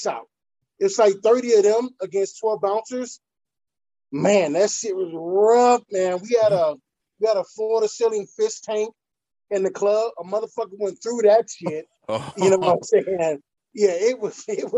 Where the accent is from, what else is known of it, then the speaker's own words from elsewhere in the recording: Detroit, Michigan, United States; I'm from Detroit